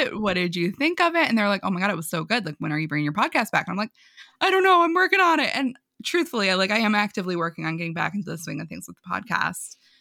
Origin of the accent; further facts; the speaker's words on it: New York, United States; I'm from New York. I talk really fast sometimes.